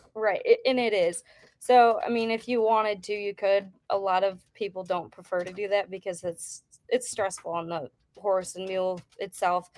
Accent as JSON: {"language": "English", "region": "Wisconsin", "country": "United States", "tie": "born or raised there", "moved": "yes", "lives_now": "Idaho, United States", "said": "I grew up in Wisconsin"}